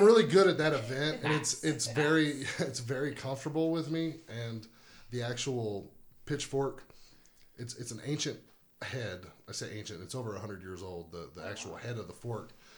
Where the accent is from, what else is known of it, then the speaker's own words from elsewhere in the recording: New Braunfels, Texas, United States; from New Braunfels, Texas